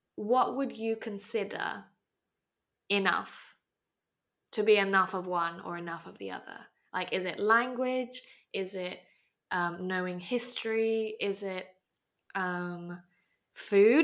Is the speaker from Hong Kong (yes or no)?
yes; Hong Kong; accent: very English; I was born and raised in Hong Kong